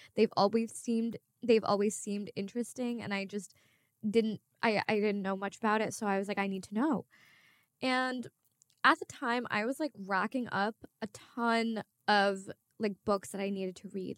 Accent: Bangladesh; I'm from Bangladesh

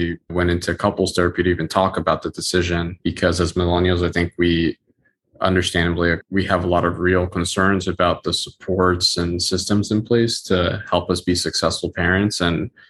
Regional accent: New York City, New York, United States; I'm also from Queens

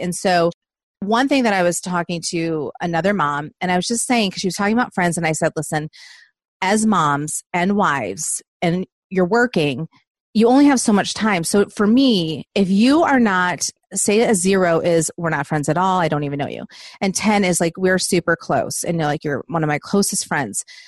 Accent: Southeast Michigan, United States; moved away as an adult; now in Nashville, United States; I'm originally from Southeast Michigan

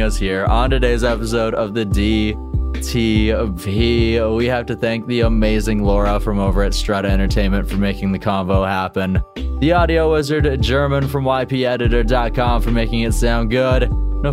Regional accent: Kamloops, British Columbia, Canada; Kamloops, British Columbia. Yes, my hometown.

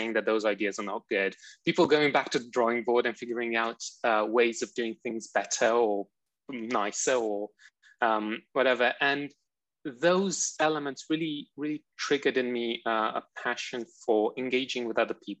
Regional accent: Romania; moved away as an adult; also born or lived in Beijing, China / Essex, England; now in London, United Kingdom; I'm originally from Romania. I came over for university

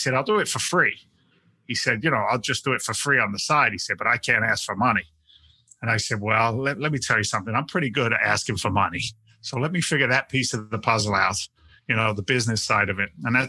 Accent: England, United Kingdom; moved away; But you know, I'm actually an immigrant. I came from England back in 1986.

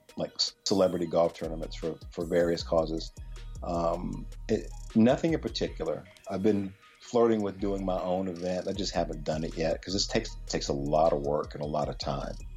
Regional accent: Chapel Hill, North Carolina, United States; moved away; also born or lived in Pittsburgh; I grew up in Chapel Hill, North Carolina

